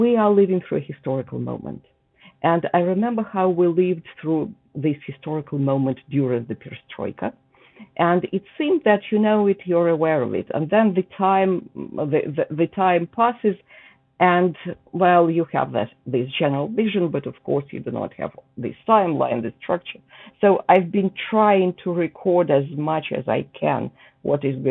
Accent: Belarus; moved away as an adult; now in United States; I was born in the Soviet Union in what was then, you know, the Belarusian part, the Belarusian Soviet Socialist Republic.

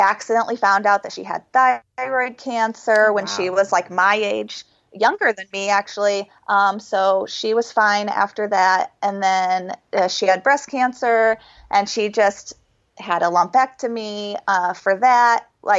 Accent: Ohio, United States; So we're both from Ohio

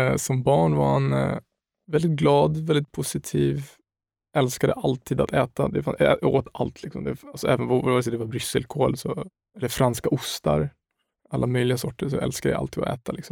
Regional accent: Stockholm, Stockholm County, Sweden; also born or lived in Umeå; jag växte upp i Högdalen mm. i Stockholm, sen tog vi en avstickare på två år i Umeå när jag var till 67, 8 år någonting.

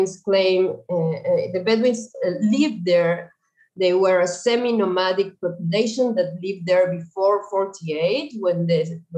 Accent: Uruguay; moved away as an adult; now in Israel; I was born and raised in Uruguay

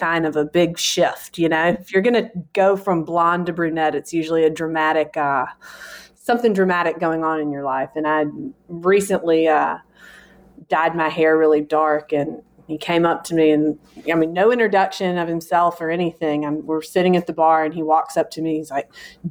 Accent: Mobile, Alabama, United States; moved away as an adult; now in New Albany, United States; I'm originally from Mobile

